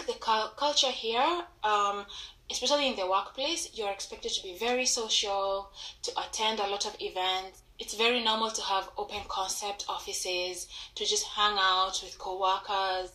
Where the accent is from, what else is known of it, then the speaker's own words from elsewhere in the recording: Kenya; moved away as an adult; now in United States; I'm from Kenya